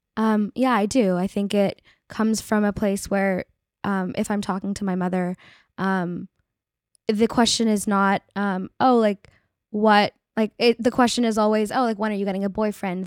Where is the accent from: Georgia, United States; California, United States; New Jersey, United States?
California, United States; Bay Area; I grew up in the Bay Area